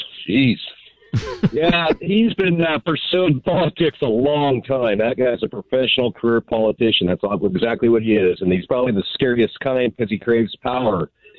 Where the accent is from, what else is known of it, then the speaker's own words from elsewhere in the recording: Parma, Idaho, United States; I grew up in Parma. I grew up out here where we have this 0% sales tax in Oregon.